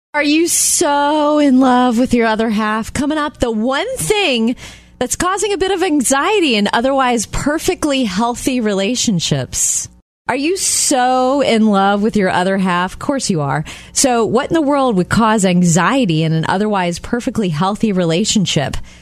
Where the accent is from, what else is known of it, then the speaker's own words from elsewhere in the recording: Jupiter, Florida, United States; moved away; when I go home to Jupiter, Florida, my hometown, to see my parents